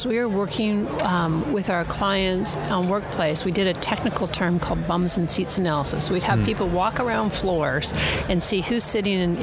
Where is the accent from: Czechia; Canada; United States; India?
Canada; Toronto, Ontario; I'm from Toronto. I commute an hour every day.